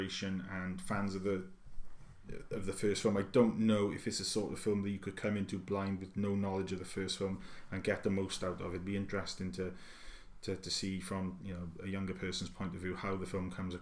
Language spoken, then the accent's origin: English; United Kingdom; being British